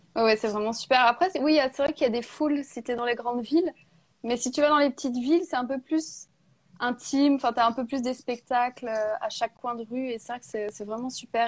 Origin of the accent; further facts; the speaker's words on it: Burgundy, Bourgogne-Franche-Comté, France; je suis née en Bourgogne, hein, dans la région des vins